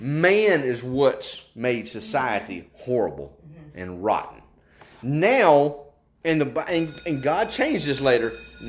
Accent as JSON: {"language": "English", "region": "West Virginia", "country": "United States", "said": "I was going to say we come from West Virginia, but I thought that's going to get me in trouble, because we got folks from West Virginia."}